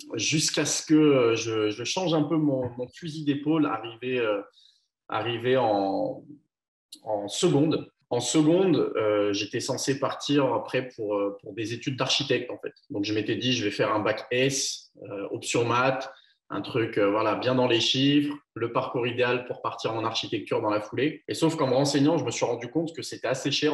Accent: Chaponost, Auvergne-Rhône-Alpes, France; also born or lived in Lyon; Je suis d'un petit village à vingt minutes au sud de Lyon à la base. Mais, euh, aujourd'hui, je suis installé à Lyon Centre, ouais. Je suis chaponais

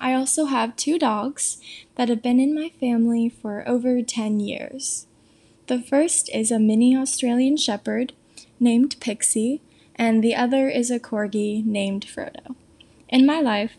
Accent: Thousand Oaks, California, United States; moved away as an adult; now in San Diego, United States; I am originally from Thousand Oaks, California, but I decided to stay in-state for college, moving to San Diego

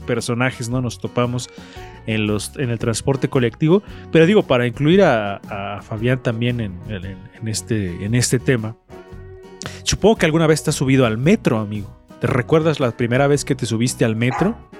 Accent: Puebla, Mexico; como poblano

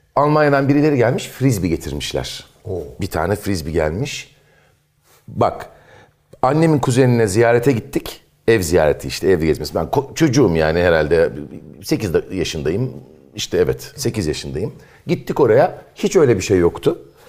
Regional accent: İzmir, Turkey; moved away as an adult; also born or lived in Eskişehir; doğduğum, büyüdüğüm yerleri gezmeye gittim. Sıra Karşıyaka'ya geldi.

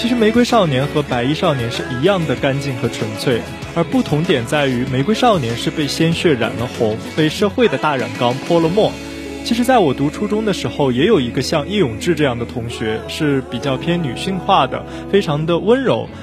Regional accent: China; 我们中国人民

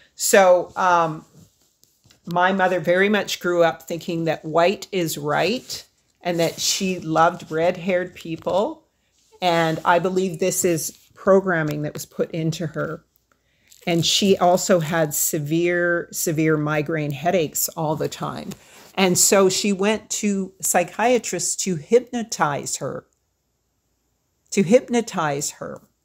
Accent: Edmonton, Alberta, Canada; also born or lived in Hanna, Alberta; She didn't teach us much of our heritage growing up in Edmonton.

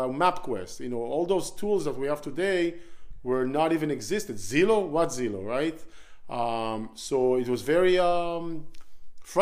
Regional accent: Israel; moved away; So I was born in Israel, born and raised in Israel. I spent all my childhood growing up there

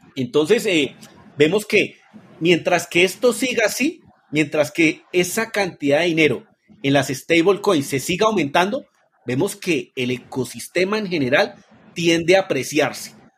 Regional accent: Colombia; nací en Colombia.

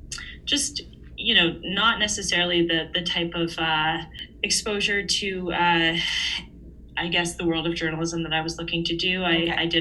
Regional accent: Vancouver, British Columbia, Canada; moved away; also born or lived in Houston, Texas; given they were from my hometown

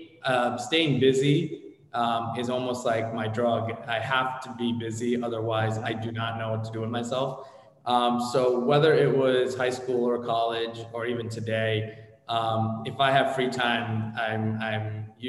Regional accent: New Jersey, United States; also born or lived in India / Boston / New York; Stayed in New Jersey. Grew up in New Jersey

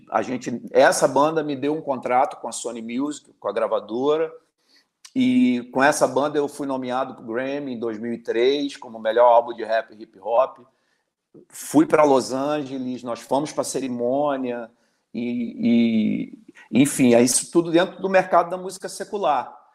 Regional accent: Belford Roxo, Rio de Janeiro, Brazil; sou de Belfor Roxo, Areia Branca. Então, cresci ali no mesmo bairro do …, do que foi o embrião do …, com o saudoso …

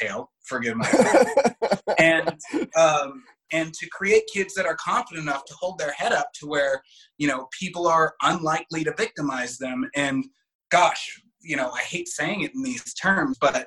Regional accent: West Hollywood, California, United States; I grew up in West Hollywood

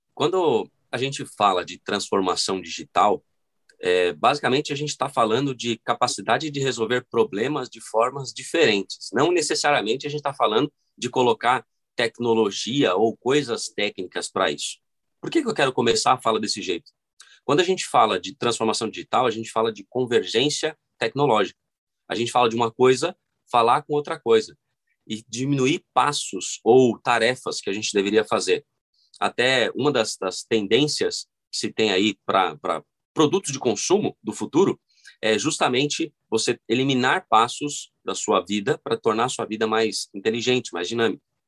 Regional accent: São Paulo, Brazil; eu nasci é, aqui na Zona Sul de São Paulo, cresci no Grajaú

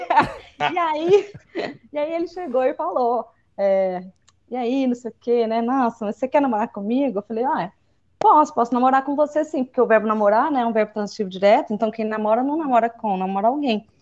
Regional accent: Minas Gerais, Brazil; accent: mineirês; eu acho muito bonito o nosso regionalismo. Eu não acho Duvido. o nosso uai, nós fumo, nós voltemos. Enfim, eu acho isso, eu, eu, acho gostoso o mineirês.

